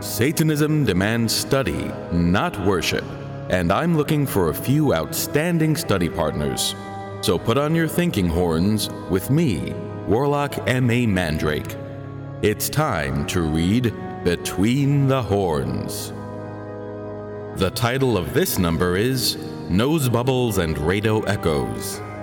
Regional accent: New York City, New York, United States; my hometown of Park Slope, Brooklyn

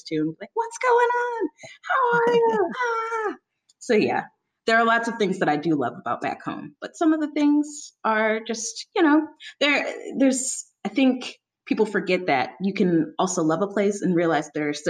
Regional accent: St. Louis, Missouri, United States; moved away as an adult; also born or lived in Columbia, Missouri; now in Philadelphia, United States; I'm from Missouri, St. Louis, and then I moved to Columbia, Missouri for the last couple of years

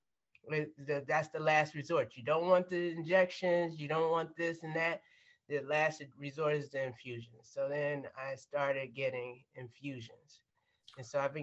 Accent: Maryland, United States; we grew up in Maryland.

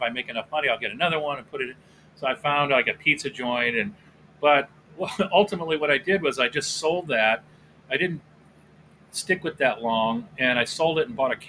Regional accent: Southern California, United States; also born or lived in Akron, Ohio / Venice, California / Chatsworth, California; I've lived out in Southern California all over the place

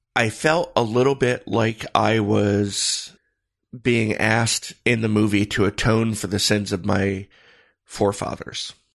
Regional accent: Michigan, United States; growing up in Michigan, uh, as a teenager

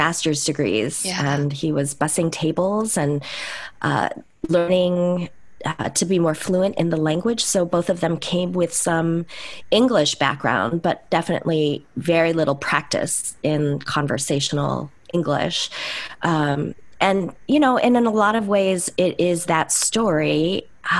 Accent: Chicago, Illinois, United States; also born or lived in Seoul, South Korea; I was born in Seoul, South Korea, and my family, the three of us, my mom and dad and myself, we came to the U.S. Via the port of Seattle when I was 8 months old, and then came to Chicago

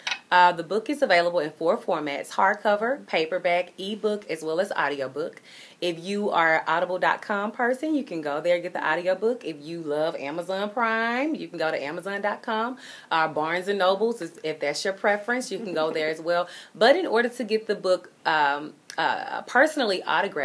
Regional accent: Memphis, Tennessee, United States; my hometown of Memphis, Tennessee

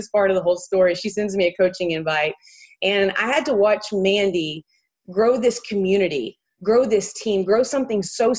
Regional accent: Morris, Alabama, United States; moved away as an adult; now in Huntington Beach, United States; I'm actually born and raised in a very small town called Morris, Alabama

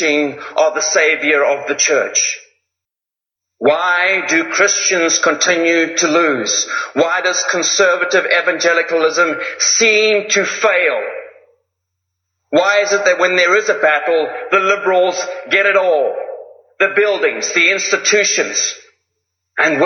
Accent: Zimbabwe; I come from Zimbabwe

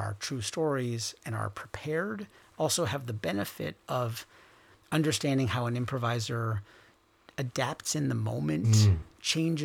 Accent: Rochester, New York, United States; moved away; my hometown of Rochester, New York

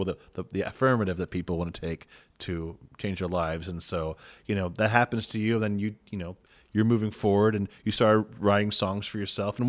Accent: Santo Domingo, Distrito Nacional, Dominican Republic; Like, and I came from Santo Domingo.

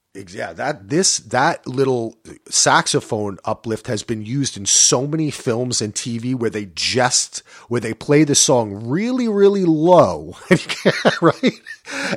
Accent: New Jersey, United States; I'm from Jersey

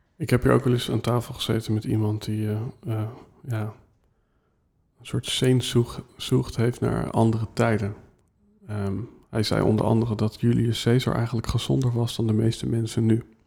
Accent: Netherlands; wij als Nederlanders

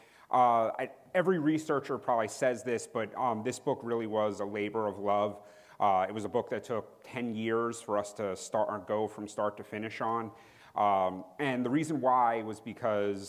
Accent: New York, United States; being from New York

